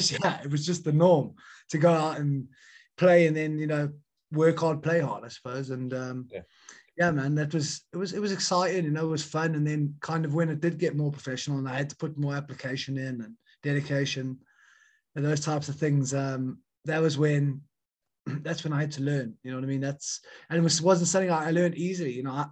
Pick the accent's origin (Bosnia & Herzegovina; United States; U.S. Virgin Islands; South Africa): South Africa; now in Wales, United Kingdom; basically when I came over from South Africa, end of November 2000, I joined Newport Youth, and Matthew was my first ever rugby captain in the UK and in Wales.